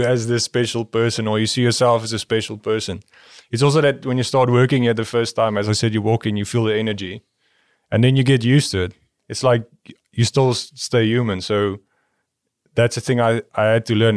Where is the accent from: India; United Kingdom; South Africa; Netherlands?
South Africa; moved away; the people I grew up with in South Africa